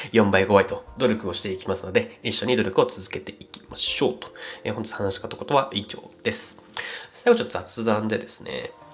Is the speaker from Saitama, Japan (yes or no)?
yes; Saitama, Japan; 僕埼玉県出身なんですけども